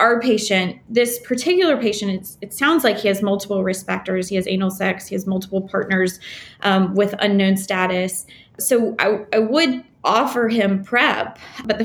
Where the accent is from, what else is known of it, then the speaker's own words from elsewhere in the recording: the South, United States; now in New Orleans, United States; I'm from the South.